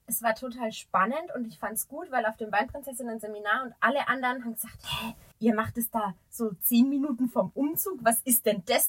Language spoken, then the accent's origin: German; Sickershausen, Bavaria, Germany; bei uns in Siggershausen